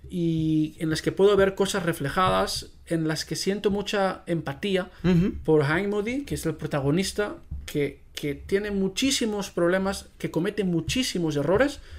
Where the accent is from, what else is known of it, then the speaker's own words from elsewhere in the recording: Spain; first language Catalan; Spanish is a second language; Especialmente, pues en catalán, ¿no? Que es que es mi primera lengua.